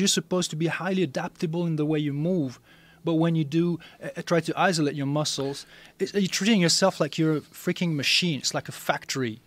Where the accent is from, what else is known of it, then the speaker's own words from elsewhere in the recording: France; moved away; I'm originally from France